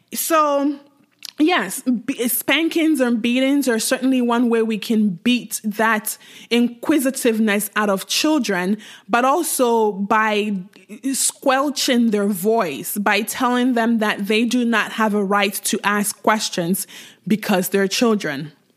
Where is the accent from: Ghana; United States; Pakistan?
Ghana; I grew up in Ghana, uh, to a Nigerian mom